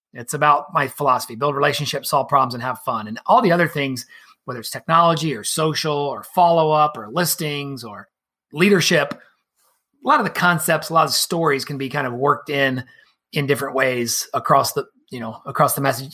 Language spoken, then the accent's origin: English; Columbus, Ohio, United States; also born or lived in Brooksville, Florida / Cleveland, Ohio; moved back to Columbus, where I'm from